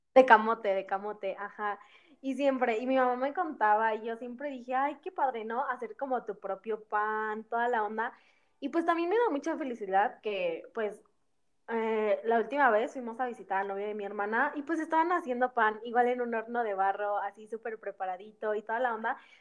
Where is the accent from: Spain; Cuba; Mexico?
Mexico; Ceci y yo somos de México